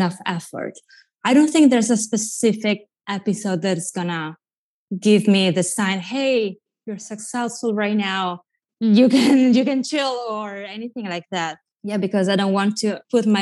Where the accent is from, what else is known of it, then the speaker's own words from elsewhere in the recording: Italy; accent: Italian; English is a second language; moved away as an adult; also born or lived in New York; now in Los Angeles, United States; I grew up watching MTV in Italy